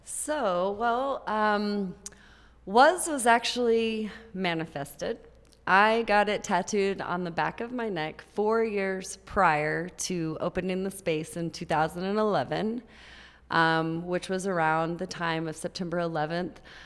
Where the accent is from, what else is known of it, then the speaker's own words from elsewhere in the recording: Grand Prairie, Texas, United States; also born or lived in Tampa, Florida / Oak Cliff, Dallas; So I grew up in Grand Prairie, Texas.